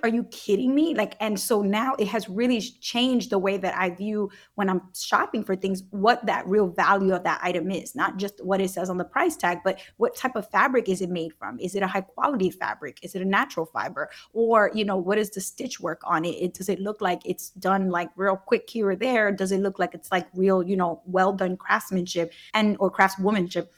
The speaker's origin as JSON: {"language": "English", "town": "Brooklyn", "region": "New York", "country": "United States", "tie": "born or raised there", "said": "my community growing up in Brooklyn."}